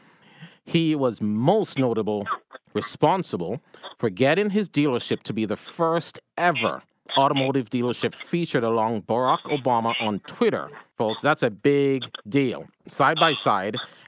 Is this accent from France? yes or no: no; Jamaica; moved away; I'm the one that grew up in Jamaica